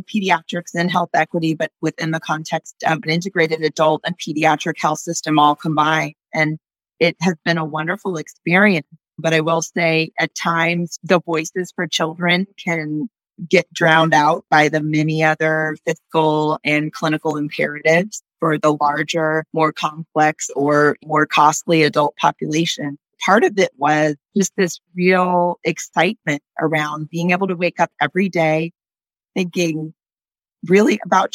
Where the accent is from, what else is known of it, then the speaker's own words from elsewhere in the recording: Northern California, United States; I grew up in Northern California